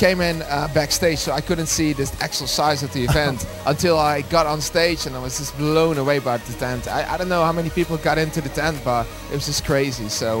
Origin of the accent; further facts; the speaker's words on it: Netherlands; I'm from Holland, you know.